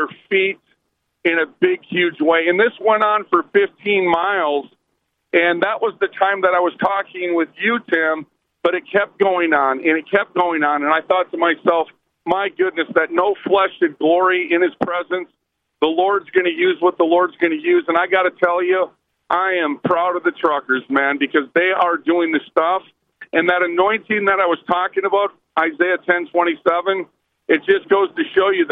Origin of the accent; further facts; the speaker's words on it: United States; I'm an American